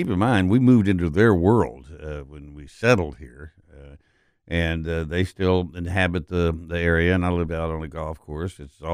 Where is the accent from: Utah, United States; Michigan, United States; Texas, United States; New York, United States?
Texas, United States; now in Memphis, United States; I grew up in Texas